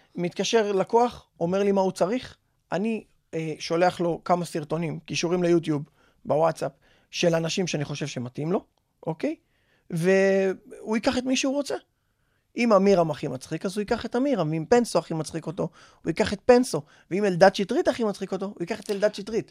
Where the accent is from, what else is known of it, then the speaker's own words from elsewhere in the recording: Bat Yam, Tel Aviv District, Israel; אני בת ימי מאז שאני זרע